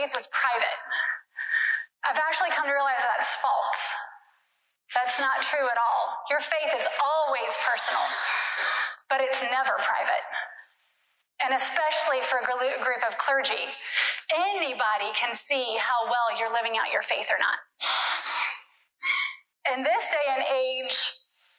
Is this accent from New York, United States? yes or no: no; Durham, North Carolina, United States; moved away as an adult; also born or lived in Ecuador; I grew up in Durham slash Chapel Hill